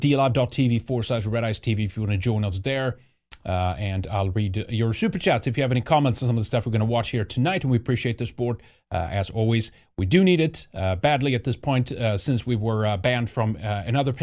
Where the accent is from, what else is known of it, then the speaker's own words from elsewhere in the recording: Sweden; moved away; growing up in Sweden.